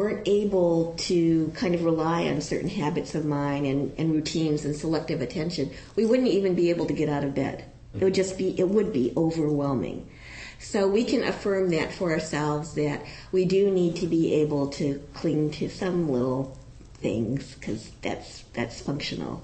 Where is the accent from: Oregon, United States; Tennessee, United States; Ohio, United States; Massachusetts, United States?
Ohio, United States; I was a kid from Ohio when I went to college.